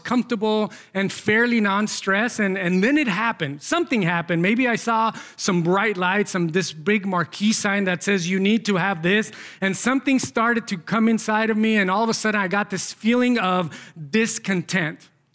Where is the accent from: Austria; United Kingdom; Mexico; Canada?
Mexico; moved away; growing up in Mexico